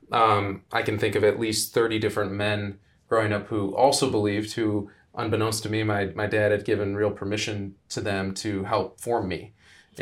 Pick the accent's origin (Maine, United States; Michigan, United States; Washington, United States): Michigan, United States; Ann Arbor; born and raised in Ann Arbor, Michigan